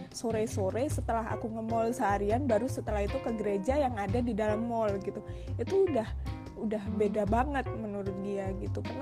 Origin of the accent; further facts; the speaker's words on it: Surabaya, East Java, Indonesia; kebetulan memang aku memang uh, gedenya di Surabaya gitu jadi kayak aku tahu itu gereja